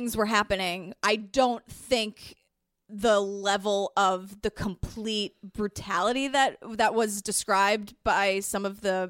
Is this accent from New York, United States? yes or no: yes; New York City, New York, United States; I grew up in Whitestone, New York.